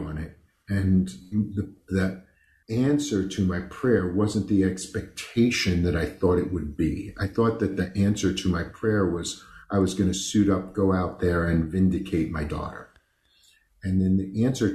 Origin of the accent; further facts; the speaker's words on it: New York City, New York, United States; I grew up on the East Coast in New York. I was born in Brooklyn to the type of Italian people that you see in movies